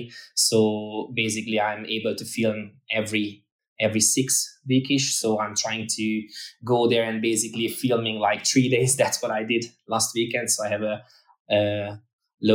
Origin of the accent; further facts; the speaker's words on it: Hungary; moved away as an adult; also born or lived in Ireland; I lived in Ireland for almost 5 years, and we just moved back to Hungary where I'm originally from